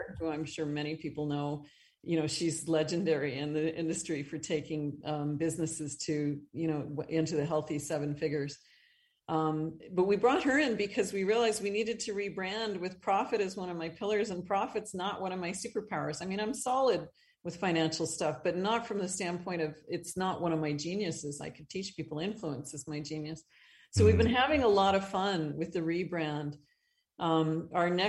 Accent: Northern Ontario, Canada; moved away as an adult; also born or lived in Calgary, Alberta; now in Costa Rica; I grew up in Northern Ontario, Northern Canada

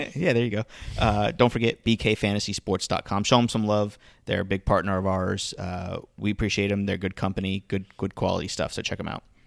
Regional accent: Florida Keys, United States; I grew up in the Florida Keys.

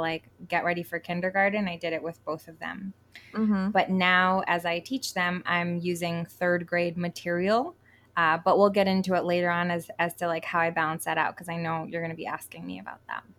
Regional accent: Connecticut, United States; moved away as an adult; also born or lived in New York / Colorado; now in Puerto Rico; I grew up technically in Connecticut

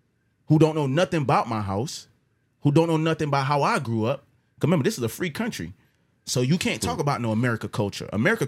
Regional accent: Jamaica; Listen, I'm from Jamaica.

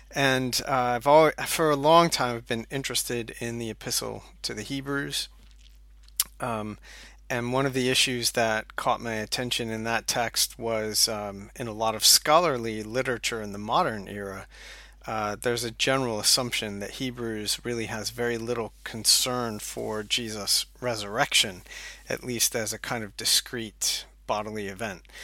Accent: United States; moved away as an adult; also born or lived in Scotland / Durham, North Carolina; now in St Andrews, United Kingdom; you can tell from my accent, um, that I am originally from the U S

